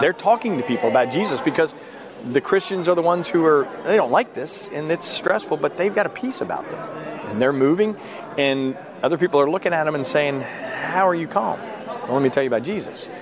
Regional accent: Philadelphia, Pennsylvania, United States; I'm a Yankee and I was born in Philadelphia.

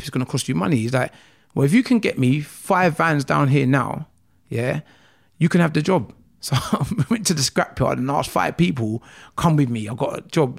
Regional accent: London, United Kingdom; also born or lived in Nigeria; I grew up in Croydon, um, area, South Norwood, to be precise

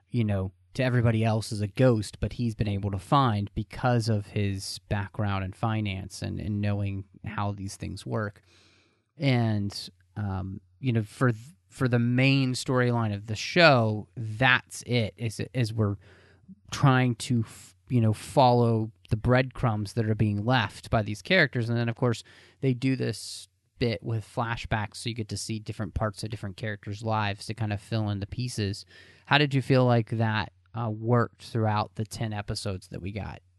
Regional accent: Texas, United States; growing up in Texas

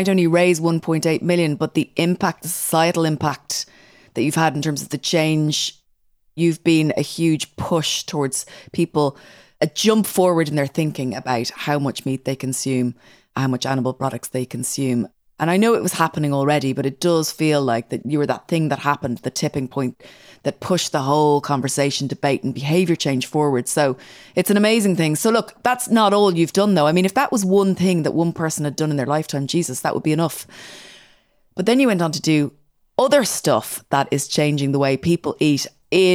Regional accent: Ireland; I'm Irish

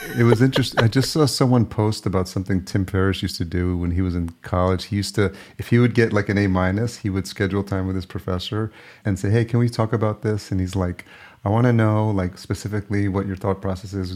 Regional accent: Yonkers, New York, United States; moved away as an adult; also born or lived in Los Angeles; now in Minneapolis, United States; I grew up in Yonkers

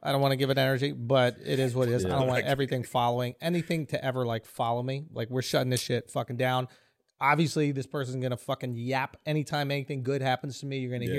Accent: Philadelphia, Pennsylvania, United States; You ever been a black woman growing up in Philly in the 90s? Let me tell you about it.

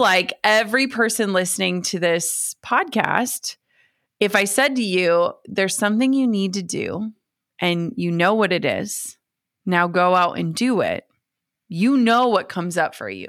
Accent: Minnesota, United States; I grew up in Minnesota.

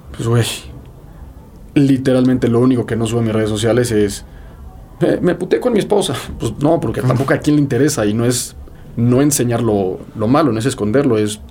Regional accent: Mexico; soy mexicano

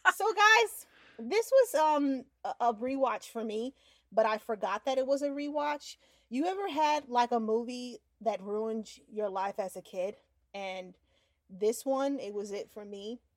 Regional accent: New York, United States; now in Florida, United States; growing up in New York

